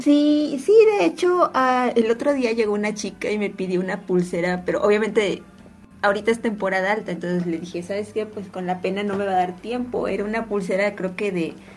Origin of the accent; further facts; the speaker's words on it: Orizaba, Veracruz, Mexico; now in Xalapa, Mexico; yo vivo aquí en Jalapa, pero yo no soy de aquí, entonces, boom. yo soy de Orizaba